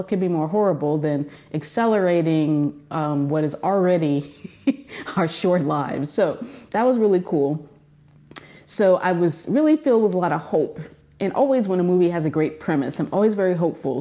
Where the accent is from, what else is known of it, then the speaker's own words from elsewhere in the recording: California, United States; moved away; I'm from California